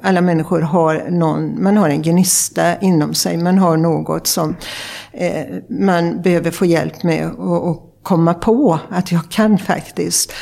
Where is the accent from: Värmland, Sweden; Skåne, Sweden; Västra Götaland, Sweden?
Västra Götaland, Sweden; Sjuhäradsbygden, west coast of Sweden; also born or lived in Uppsala; now in Stockholm, Sweden; jag kommer från det man brukar kalla Sveriges framsida. Jag kommer från västkusten och från eh, Sjuhäradsbygden.